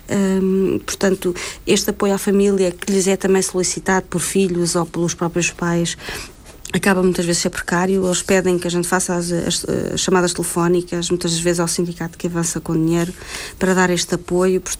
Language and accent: Portuguese; Norte, Portugal; eu sou do Norte e não estou lá, tenho que vir para o Sul ou para o Centro.